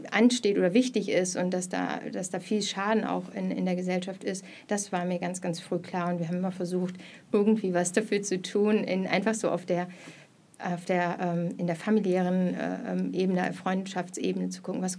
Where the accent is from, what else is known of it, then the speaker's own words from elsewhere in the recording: Mülheim an der Ruhr, North Rhine-Westphalia, Germany; moved away as an adult; also born or lived in Hamburg; now in Berlin, Germany; ähm, ich bin geboren im Ruhrgebiet in Mülheim an der Ruhr äh, und bin zum Studium schon nach Berlin gekommen, war dann in Hamburg und jetzt wieder seit 2015 in Berlin.